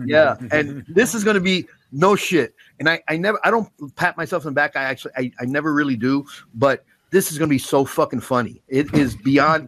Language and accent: English; New York City, New York, United States; I grew up in the Bronx